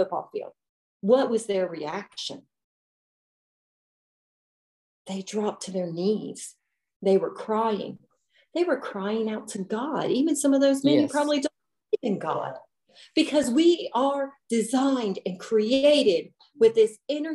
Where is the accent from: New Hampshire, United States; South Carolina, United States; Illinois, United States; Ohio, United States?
Ohio, United States; Cincinnati; I'm from Cincinnati area